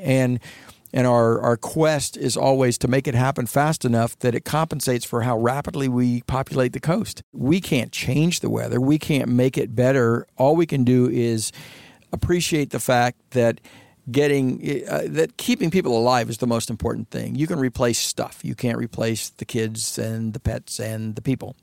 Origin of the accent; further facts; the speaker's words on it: Florida, United States; Growing up in Florida, be, being educated in Florida